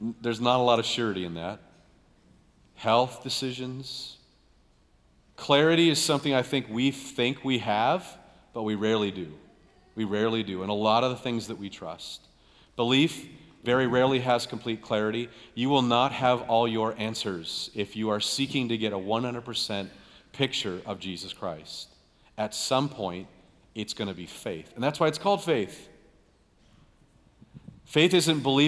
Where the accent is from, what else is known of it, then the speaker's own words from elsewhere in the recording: United States; we grew up here in America